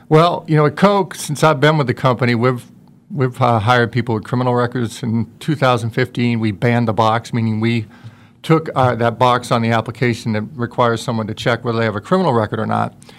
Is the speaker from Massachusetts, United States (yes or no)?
yes; Worcester, Massachusetts, United States; moved away; I grew up in Worcester, Massachusetts